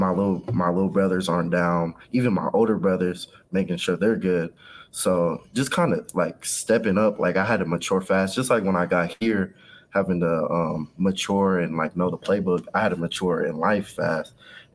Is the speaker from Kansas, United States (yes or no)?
yes; Kansas City, Kansas, United States; I was raised in Wyandotte County, Kansas, on the side. So Kansas City, Kansas, all the way up until high school. And that's when I moved to the Kansas City, Missouri side.